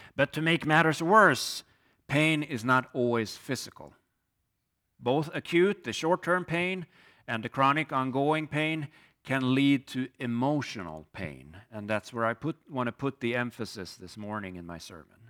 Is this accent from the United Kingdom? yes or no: no; Sweden; moved away as an adult; now in Hinsdale, United States; I'm originally from Sweden, came to the U S twenty-one years ago as a student